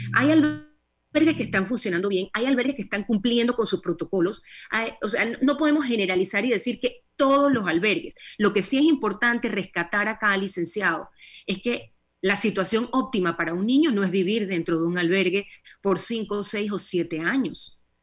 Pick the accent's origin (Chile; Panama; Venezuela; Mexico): Panama; como panameños